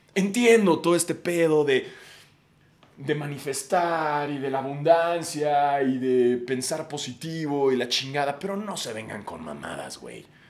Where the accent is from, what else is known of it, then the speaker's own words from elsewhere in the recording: Mexico City, Mexico; somos todos los de la Ciudad de México